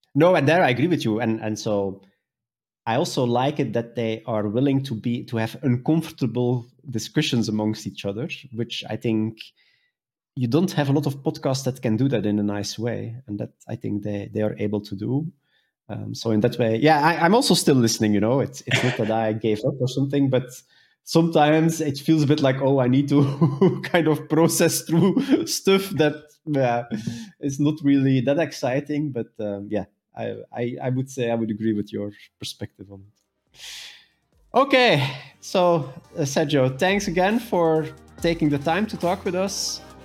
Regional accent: Belgium; now in Germany; I'm originally from Belgium

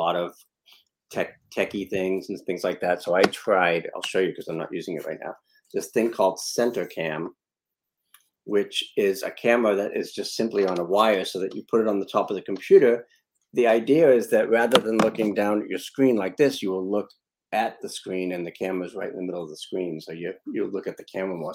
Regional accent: Boston, Massachusetts, United States; I grew up in Boston, but in a really Italian neighborhood in Boston.

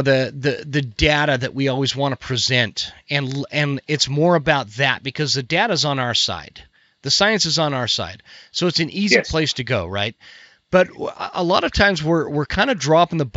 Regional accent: United States; as an American

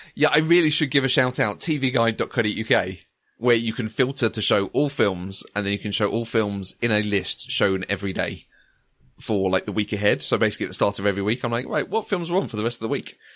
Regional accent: near Crawley, South East England, United Kingdom; I grew up near Crawley.

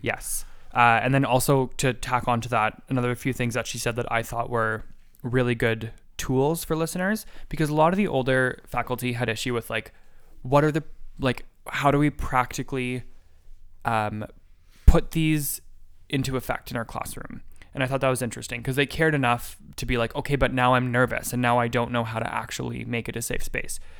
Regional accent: Canada; as a Canadian

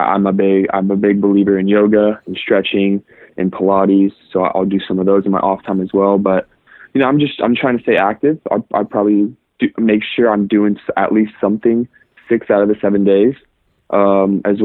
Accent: Irvine, California, United States; I was born and raised in Irvine, California

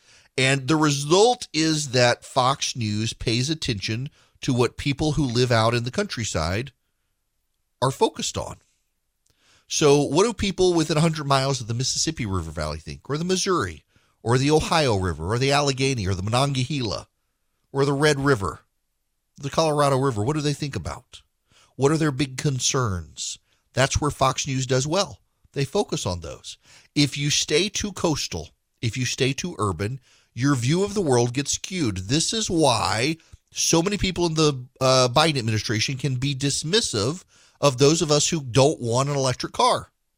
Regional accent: Dubai, United Arab Emirates; also born or lived in Louisiana, United States; now in United States; So when I was a kid, I grew up in Dubai from Louisiana. We'd come back during the summer to see my grandparents, but lived in Dubai.

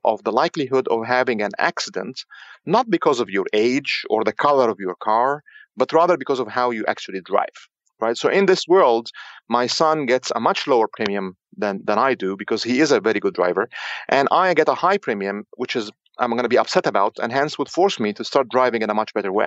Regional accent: Egypt; moved away; also born or lived in Cairo, Egypt; I'm actually from Egypt originally.

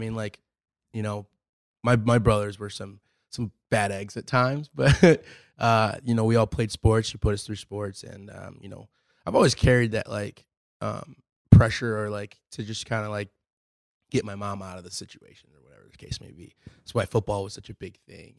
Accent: Lake Forest, Illinois, United States; moved away as an adult; also born or lived in Europe; I was born in Lake Forest, Illinois, um, just outside of Chicago. Um, lived there my whole life pretty much

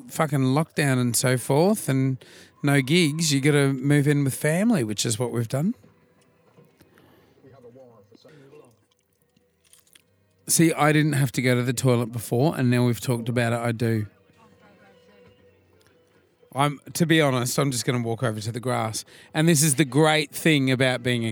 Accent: Australia; being Australian

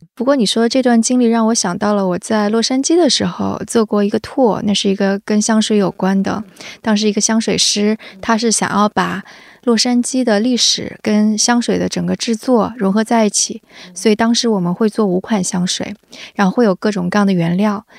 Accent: Jiangsu, China; 我是江苏人

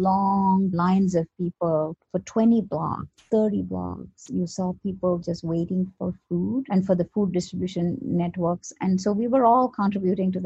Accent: India; moved away as an adult; now in New York, United States; I was born in India and I came to the US in 1997 for grad school

